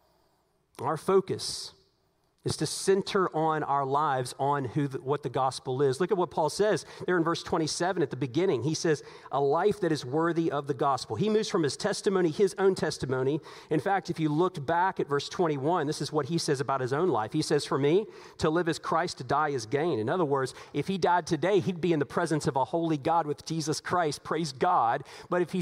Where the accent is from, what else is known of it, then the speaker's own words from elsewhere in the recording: United States; we are American citizens